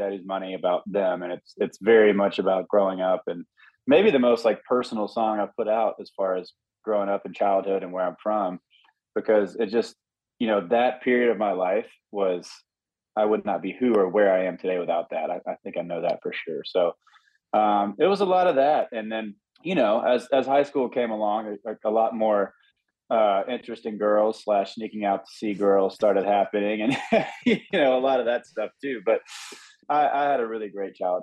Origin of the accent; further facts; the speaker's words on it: Hattiesburg, Mississippi, United States; moved away as an adult; now in Nashville, United States; It was a very small town. This was back, Hattiesburg, Mississippi was like 30,000 people